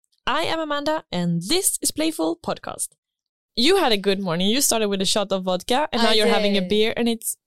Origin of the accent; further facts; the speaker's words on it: Sweden; I'm from Sweden